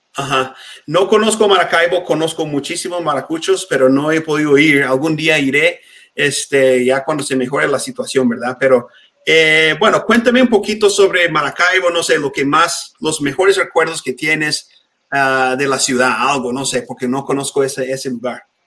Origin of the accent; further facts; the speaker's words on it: United States; Spanish is a second language; also born or lived in Mexico City; crecí en un pueblo muy chiquito aquí en Estados Unidos